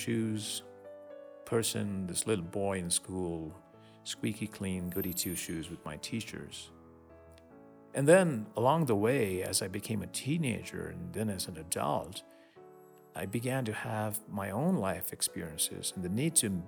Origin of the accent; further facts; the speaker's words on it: Mumbai, Maharashtra, India; a little boy growing up in Bombay in India, a suburb of Bombay